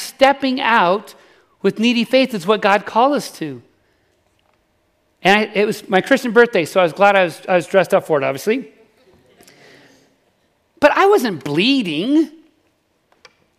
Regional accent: Salt Lake City, Utah, United States; I grew up in Salt Lake City, actually

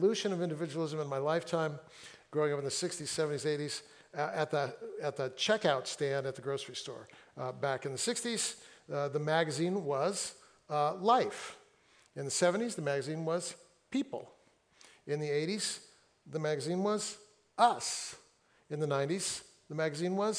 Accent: Fresno, California, United States; now in Seattle, United States; I grew up in Fresno, where like 105, 110

